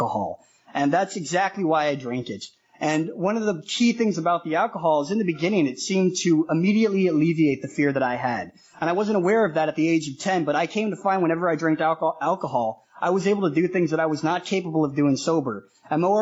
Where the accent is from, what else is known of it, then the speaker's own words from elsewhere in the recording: Denver, Colorado, United States; moved away as an adult; also born or lived in Manila, Philippines; now in Toronto, Canada; I grew up in Denver, Colorado